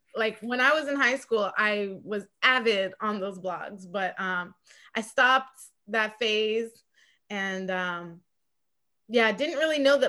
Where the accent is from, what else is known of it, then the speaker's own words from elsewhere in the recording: Atlanta, Georgia, United States; also born or lived in New York City; I am from Atlanta, Georgia, but I go back and forth between New York City and Georgia